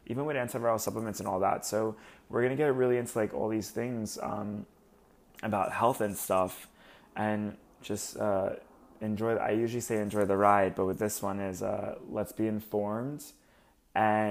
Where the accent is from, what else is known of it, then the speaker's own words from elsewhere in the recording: Long Beach, New York, United States; I'm from Long Island originally, so I'm Long Beach